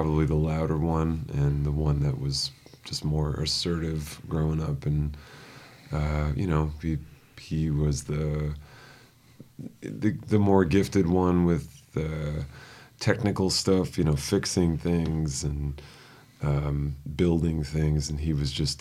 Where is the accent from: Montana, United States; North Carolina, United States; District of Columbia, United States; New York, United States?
New York, United States; New York City; moved away; I grew up in Riverdale.